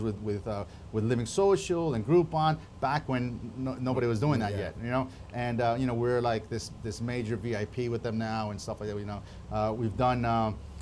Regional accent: Miami, Florida, United States; I grew up in Miami in the 80s

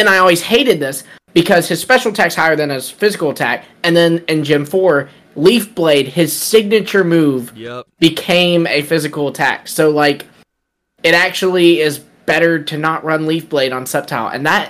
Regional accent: United States; Because we're American.

